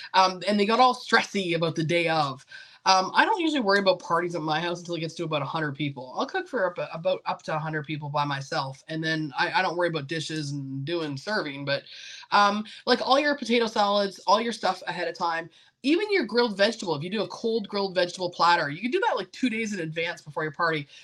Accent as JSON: {"language": "English", "country": "Canada", "moved": "yes", "lives_now": "United States", "said": "I come from Canada originally."}